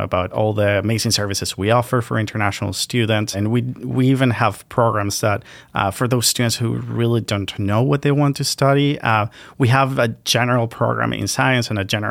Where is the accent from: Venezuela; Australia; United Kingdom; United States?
Venezuela; now in Canada; I'm originally from Venezuela